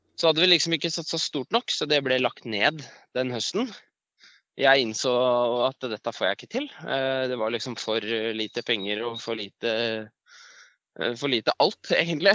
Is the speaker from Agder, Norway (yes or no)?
no; Elverum, Innlandet, Norway; moved away as an adult; also born or lived in Tynset / Trondheim; jeg er fra Elverum, eller jeg er født på Tynset og vokste opp i Elverum, så jeg er eh, hedmarking.